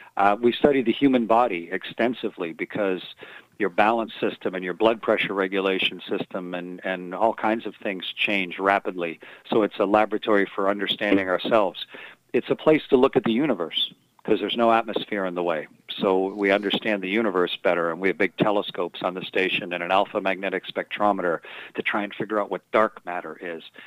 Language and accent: English; Sarnia and Milton, Ontario, Canada; born or raised there; moved away as an adult; also born or lived in Russia / United States